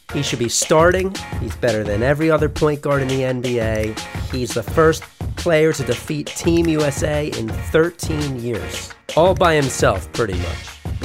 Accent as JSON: {"language": "English", "country": "United States", "said": "we're American"}